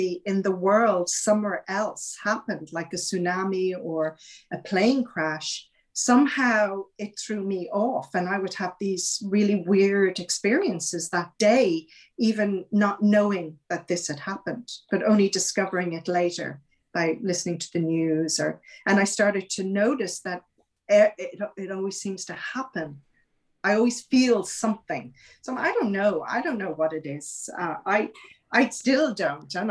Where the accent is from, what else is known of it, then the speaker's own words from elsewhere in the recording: Ireland; I grew up in Ireland, you know, and it was a very, very Catholic country